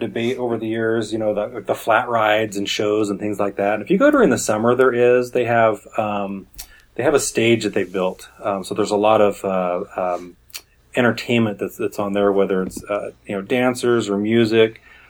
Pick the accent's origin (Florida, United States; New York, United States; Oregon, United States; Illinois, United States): Oregon, United States; moved away as an adult; now in Southern California, United States; I grew up in Oregon, and I never had exposure to them. And when my family, when I was relocated to Southern California in 2005